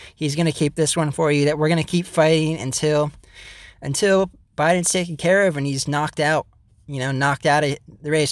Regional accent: United States

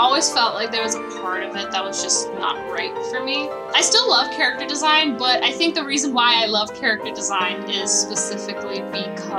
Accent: Dubai, United Arab Emirates; moved away as an adult; also born or lived in San Francisco, United States; now in Los Angeles, United States; I was born and raised in Dubai, moved to SF for university, and now I'm based in LA.

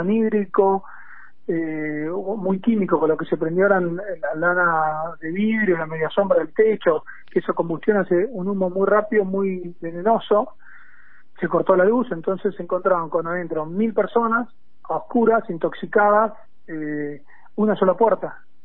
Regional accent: Argentina; also born or lived in United States / General Pinto, Buenos Aires, Argentina; me recibí a los 24 años volví al país

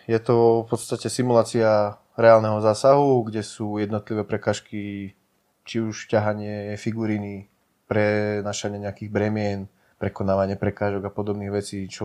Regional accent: Hodruša-Hámre, Banská Bystrica Region, Slovakia; ešte v rodnej dedinke Hodruša Hamre na strednom Slovensku, okres Žarnovica.

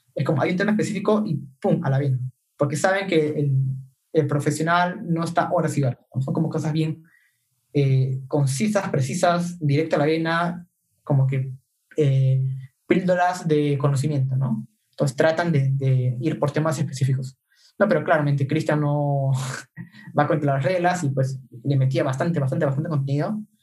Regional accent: Peru; somos cinco peruanos

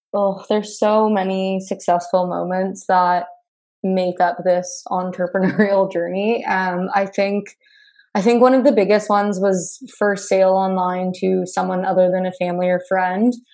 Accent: Burlington, Ontario, Canada; now in Hamilton, Canada; I grew up in Burlington, Ontario. Um, I'm currently located in Hamilton

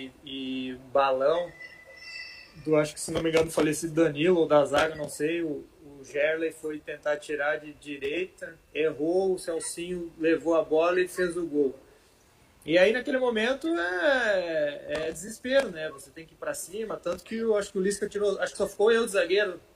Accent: Rio do Sul, Santa Catarina, Brazil; also born or lived in Ituporanga / Joinville; eu nasci em Rio do Sul, que é ao lado de Blumenau. Okay. E os meus pais, eles moraram em Itaioia e eu fui morar para lá, uma cidade bem pequenininha, perto de Rio do Sul

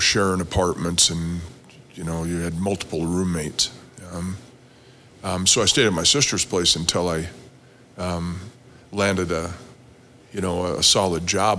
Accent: Belle Fourche, South Dakota, United States; now in Rock Springs, United States; South Dakota.

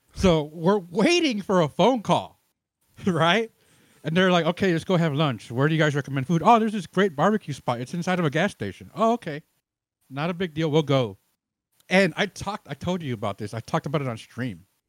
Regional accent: Chicago, Illinois, United States; now in Austin, United States; I'm originally from Chicago

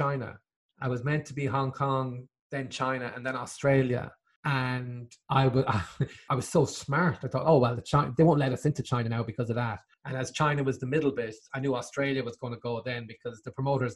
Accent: Limerick, Munster, Ireland; also born or lived in Dublin / England; moved home to Limerick

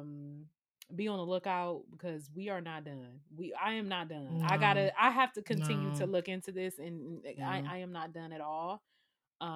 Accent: United States; we are Americans. We are African Americans

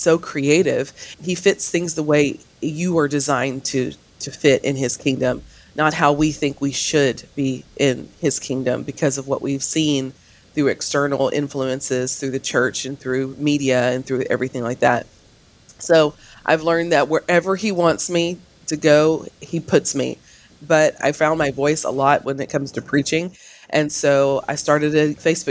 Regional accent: Canton, Texas, United States; I'm from Canton, Texas

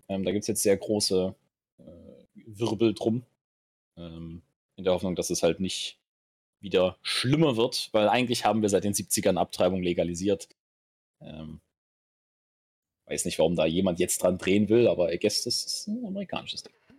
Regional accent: Germany; bei uns in Deutschland

